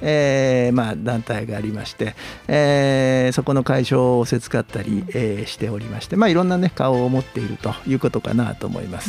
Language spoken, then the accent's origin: Japanese; Yonago, Tottori, Japan; also born or lived in Tokyo; 米子で育って、ええー、高校まで米子におりま